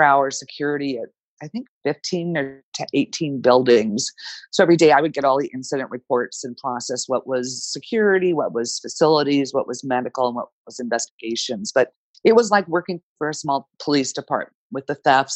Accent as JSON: {"language": "English", "town": "Danville", "region": "California", "country": "United States", "tie": "born or raised there", "lives_now": "San Jose, United States", "said": "I grew up in Danville, which is about an hour from San Jose, which is where I'm currently located."}